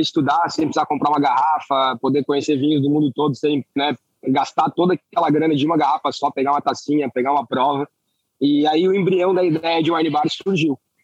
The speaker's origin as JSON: {"language": "Portuguese", "town": "Florianópolis", "region": "Santa Catarina", "country": "Brazil", "said": "Eu sou de Florianópolis"}